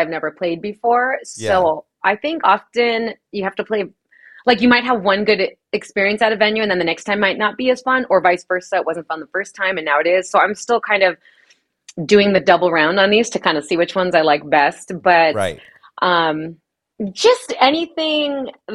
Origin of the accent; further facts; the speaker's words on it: Diamond Bar, California, United States; moved away as an adult; now in Las Vegas, United States; I grew up in Diamond Bar, California